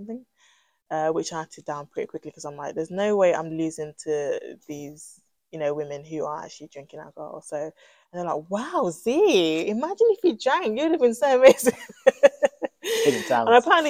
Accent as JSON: {"language": "English", "area": "Middlesex", "region": "London", "country": "United Kingdom", "tie": "born or raised there", "said": "Middlesex, I was born and bred in Middlesex"}